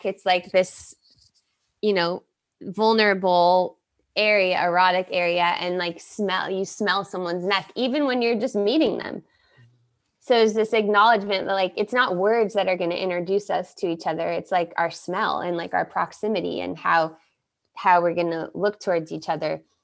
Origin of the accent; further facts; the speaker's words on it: United States; first language English; moved away; also born or lived in Rio de Janeiro, Brazil; I am American and I'm gonna go back to my Americanness in America